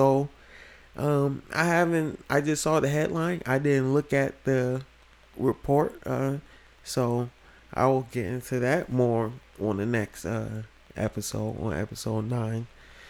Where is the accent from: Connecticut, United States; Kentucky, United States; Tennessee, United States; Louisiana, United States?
Connecticut, United States; my home state of Connecticut